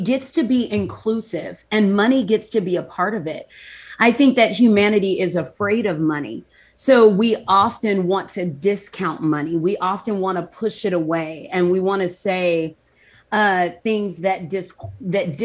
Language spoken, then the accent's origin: English; the South, United States; I grew up in the South